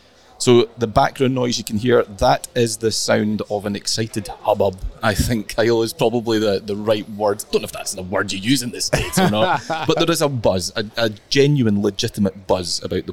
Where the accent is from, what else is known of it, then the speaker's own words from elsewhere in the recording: Scotland, United Kingdom; we get very misty-eyed in Scotland